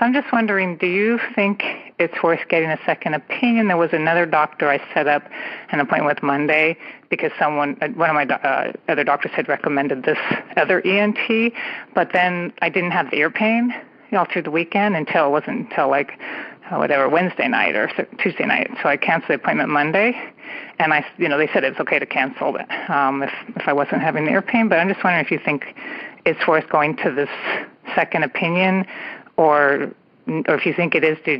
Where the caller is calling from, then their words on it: California, United States; I am calling from the San Francisco Bay Area.